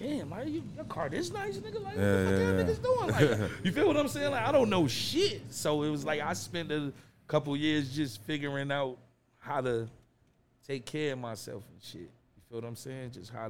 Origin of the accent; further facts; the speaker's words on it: Hartford, Connecticut, United States; signed to BSF, which is Benny the Butcher's label. I'm from the North End of Hartford, Connecticut, and I'm the biggest shit my hood ever saw.